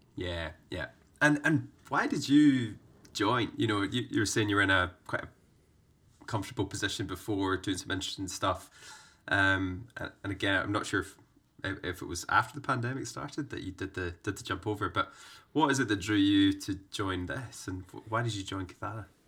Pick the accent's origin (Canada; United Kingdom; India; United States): United Kingdom; Scotland; growing up in Scotland